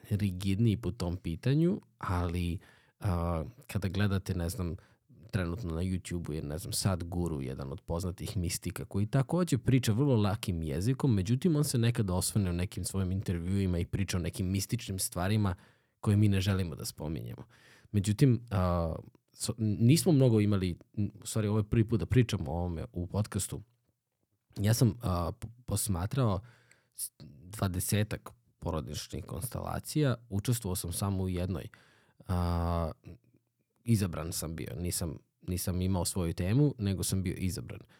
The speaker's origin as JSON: {"language": "Croatian", "town": "Obrenovac", "region": "Belgrade", "country": "Serbia", "said": "kod, kod nas u Obrenovcu ima, ima čovek koji recimo koji je muzičar vrstan"}